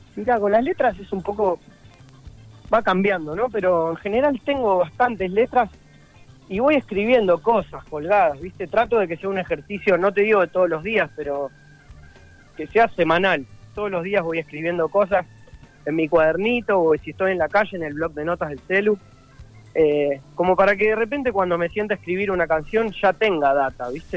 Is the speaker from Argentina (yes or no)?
yes; Buenos Aires, Argentina; also born or lived in Rosario; nací en Buenos Aires, de todas maneras vamos mucho a Rosario desde siempre, tengo toda mi familia allá